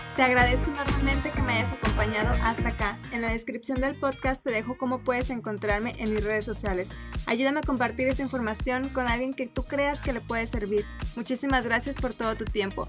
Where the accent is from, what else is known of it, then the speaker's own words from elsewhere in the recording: Mexico; yo que soy mexicana